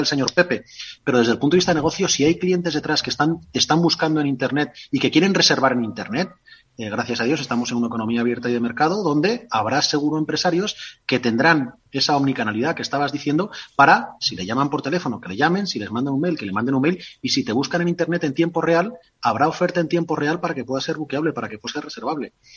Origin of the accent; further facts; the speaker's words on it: Spain; yo soy castellano